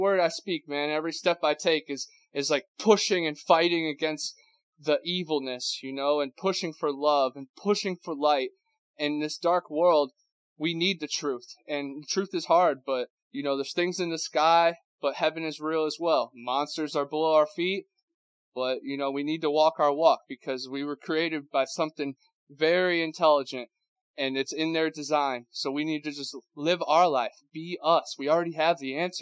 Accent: Ohio, United States; now in Florida, United States; I'm from Ohio, and now I live down in Florida

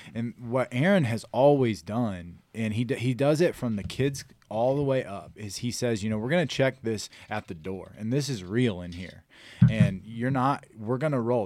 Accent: Elvins, Missouri, United States; So I'm born and raised in the Farmington area, uh, from Elvins, Missouri

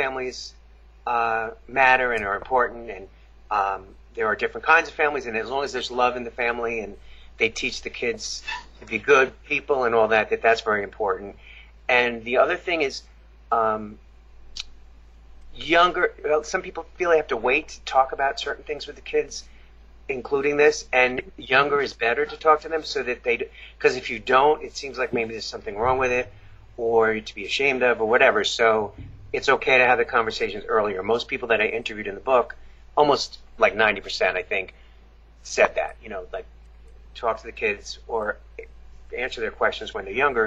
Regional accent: Long Island, New York, United States; I grew up in Long Island, New York

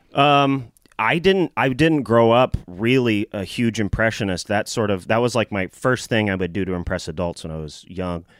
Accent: Nashville, Tennessee, United States; growing up in Nashville, I always wanted to be a comedian

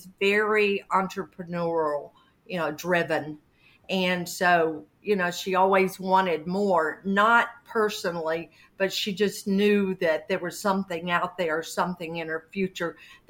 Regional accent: Birmingham, Alabama, United States; accent: southern; I was born and raised in Birmingham, Alabama

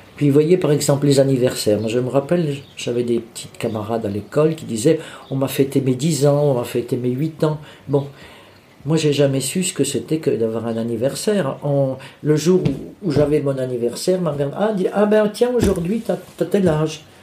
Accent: Bourges, Centre-Val de Loire, France; also born or lived in Charleville-Mézières, Ardennes; now in Vierzon, France; je suis né à Mézières-Charleville, dans les Ardennes, mais je n'y ai pas vécu parce que quand j'ai eu 3 ans, mes parents ont déménagé, sont venus s'installer dans le Berry. ils sont venus à Bourges

